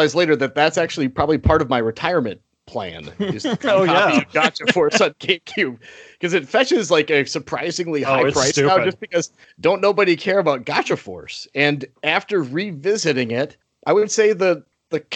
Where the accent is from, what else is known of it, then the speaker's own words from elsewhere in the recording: Alaska, United States; now in Minnesota, United States; I'm originally from Alaska, and now I've been living in Minnesota for, good grief, a long time. Several decades.